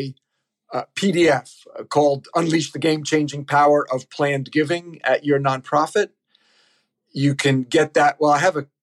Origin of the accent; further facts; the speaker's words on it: New York City, New York, United States; I'm from New York City